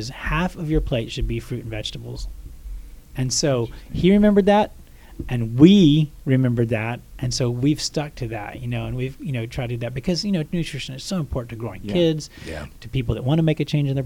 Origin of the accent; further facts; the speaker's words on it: Texas, United States; I grew up in Texas where people were in pads